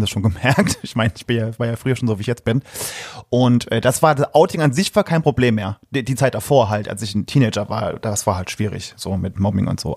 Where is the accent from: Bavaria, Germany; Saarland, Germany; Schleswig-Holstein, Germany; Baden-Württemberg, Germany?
Saarland, Germany; a small village near Saarlouis; Ich komme aus dem, aus dem äh, einem schönen kleinen Dörfchen im Saarland. Das ist bei Saarlouis